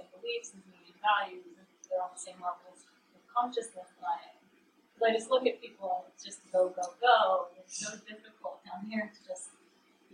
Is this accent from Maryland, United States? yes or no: no; Orange County, California, United States; I grew up in Orange County